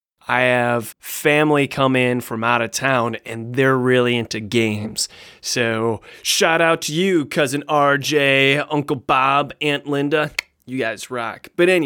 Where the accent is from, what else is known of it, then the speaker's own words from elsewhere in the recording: Australia; Of course, I began this here elevator pitch by saying good day, because I'm Australian.